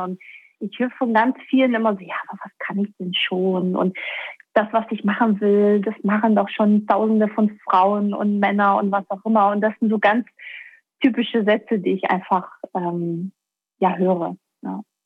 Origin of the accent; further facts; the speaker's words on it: Baden-Württemberg, Germany; also born or lived in Stuttgart; Ich komme aus Baden-Württemberg oder bin da aufgewachsen